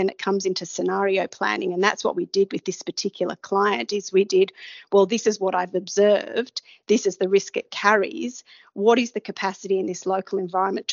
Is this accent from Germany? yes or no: no; Australia; a person like myself coming from Australia